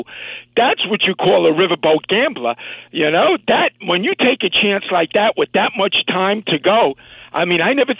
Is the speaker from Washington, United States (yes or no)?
no; New York, United States; New York all my life, watching New York sports